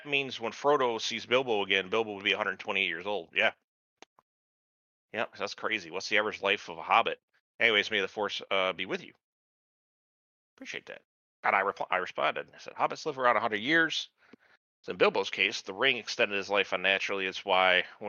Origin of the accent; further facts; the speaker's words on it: Snowbelt, United States; I grew up in the Snowbelt region